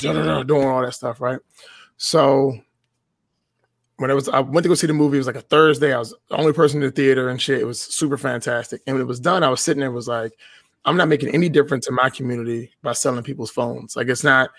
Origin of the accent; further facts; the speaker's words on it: Washington, District of Columbia, United States; I was born and raised in Washington, D.C., right? I live just outside of the city now.